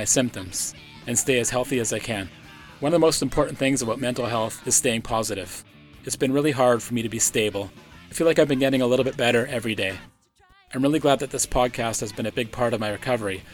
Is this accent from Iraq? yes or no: no; Powell River, British Columbia, Canada; I was born in Powell River, a small coastal town in British Columbia, Canada.